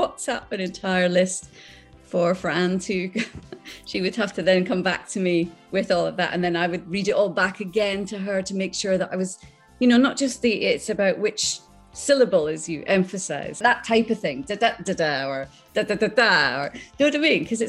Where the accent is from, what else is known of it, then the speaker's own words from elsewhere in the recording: Islay, Scotland, United Kingdom; moved away; also born or lived in Skegness, Lincolnshire, England; I remember being in school and I was brought up on Isla, and I went to a little tiny primary school